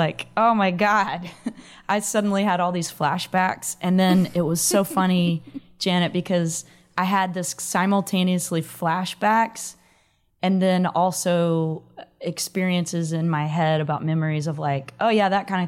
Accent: Dallas, Texas, United States; now in Austin, United States; I grew up in the Dallas-Fort Worth area.

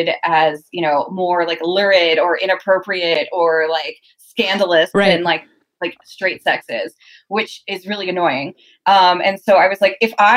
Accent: Southern Louisiana, United States; moved away; I'm from like the deep South. I'm from Southern Louisiana

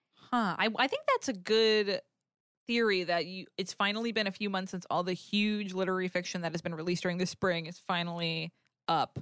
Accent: New England, United States; I grew up in New England, so it's wicked cold and snowy

